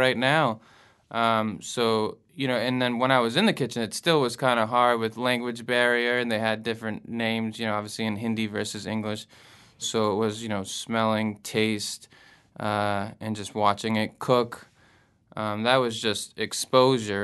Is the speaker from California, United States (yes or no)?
no; Massachusetts, United States; moved away as an adult; also born or lived in Providence, Rhode Island; now in New Orleans, United States; I'm from Massachusetts originally